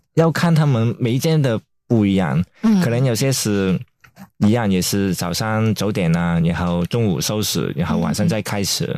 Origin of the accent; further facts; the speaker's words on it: Hong Kong; now in Taiwan; 因为我也是香港人啊